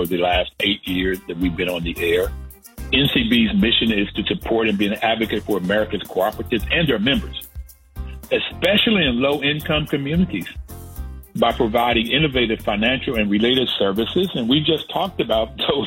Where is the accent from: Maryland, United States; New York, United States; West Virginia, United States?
West Virginia, United States; Growing up in West Virginia, we were in a neighborhood with Black and white working poor